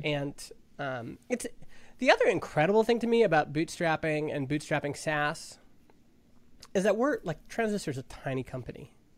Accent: Stony Plain, Alberta, Canada; a kid growing up in Stony Plain, Alberta, this little farming town of five thousand people

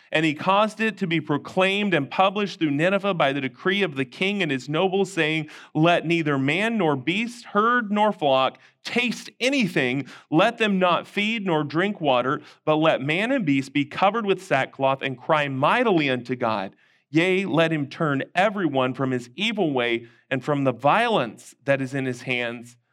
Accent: North Shore, Louisiana, United States; also born or lived in Houston, Texas; now in Huffman, United States; We were not from New Orleans. We were from the North Shore.

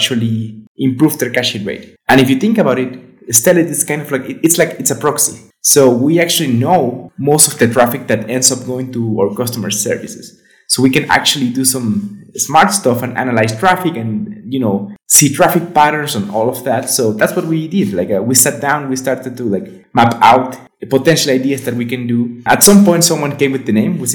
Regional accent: Venezuela; now in Guadalajara, Mexico; I'm from Venezuela, but I'm living in Mexico, in Guadalajara specifically.

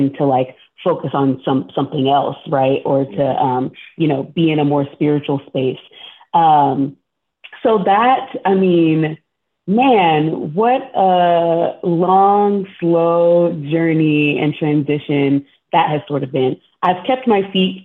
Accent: Texas, United States; I'm also from Texas

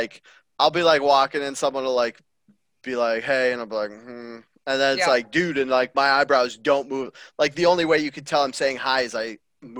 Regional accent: British Columbia, Canada; me and Derek grew up in tiny towns in the interior

